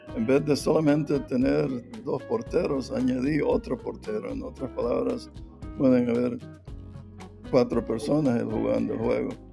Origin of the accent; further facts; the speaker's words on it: La Ceiba, Atlántida, Honduras; moved away as an adult; also born or lived in Pennsylvania, United States; now in Indiana, United States; yo nací en La Ceiba